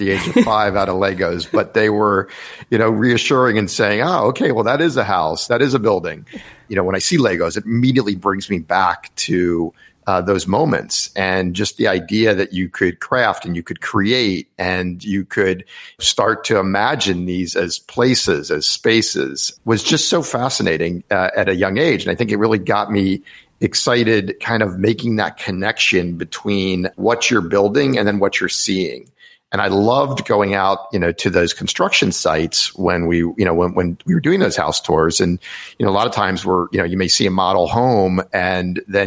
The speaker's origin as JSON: {"language": "English", "town": "Rockville", "region": "Maryland", "country": "United States", "tie": "born or raised there"}